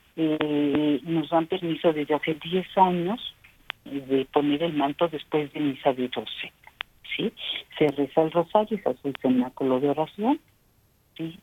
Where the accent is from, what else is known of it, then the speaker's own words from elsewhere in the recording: Mexico; como mexicanos